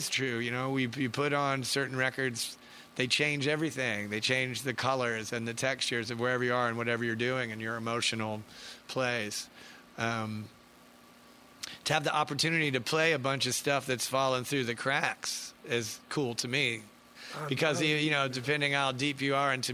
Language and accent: English; Atlanta, Georgia, United States; growing up in Atlanta, you go to Wax and Facts or Wux Tree